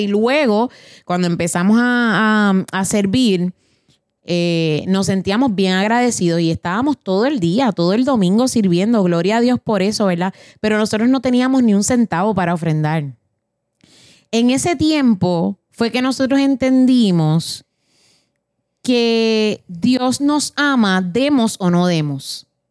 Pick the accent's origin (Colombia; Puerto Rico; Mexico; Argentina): Puerto Rico; moved away; nosotros venimos de Puerto Rico, Latinoamérica